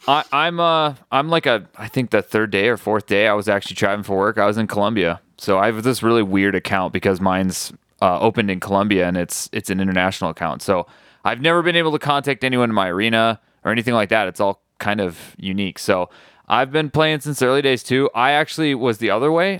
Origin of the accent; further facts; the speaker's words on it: Midwest, United States; moved away; I'm originally from the Midwest